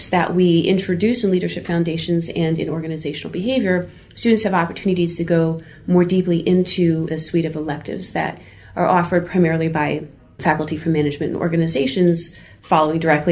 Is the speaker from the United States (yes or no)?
yes; New Jersey, United States; I grew up in New Jersey